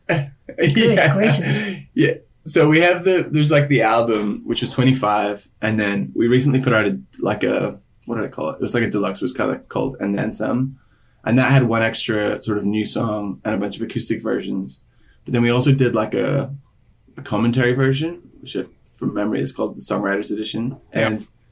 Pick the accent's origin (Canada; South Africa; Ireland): Ireland; also born or lived in Sydney, Australia / Belfast; now in Los Angeles, United States; I'm from Ireland originally, and then um I lived in Sydney for ten years